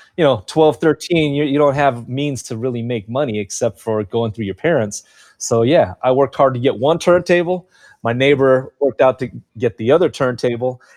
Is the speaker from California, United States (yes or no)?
yes; Carson, California, United States; also born or lived in Long Beach; Growing up in Carson, it's a multicultural city